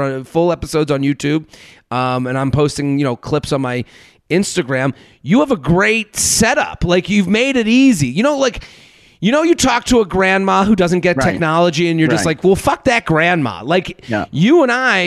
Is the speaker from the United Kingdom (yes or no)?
no; Boston, Massachusetts, United States; I'm from Boston.